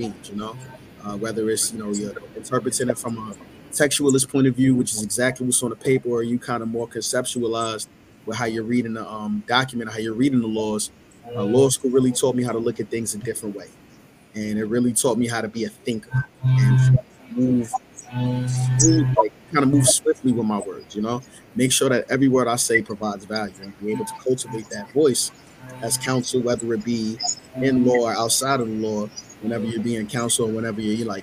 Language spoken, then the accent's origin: English; New York City, New York, United States; I'm from Queens